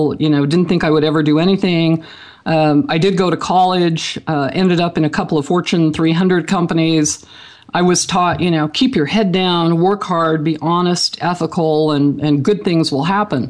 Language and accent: English; Franklin, Idaho, United States; I grew up in Franklin, Idaho, a very small community.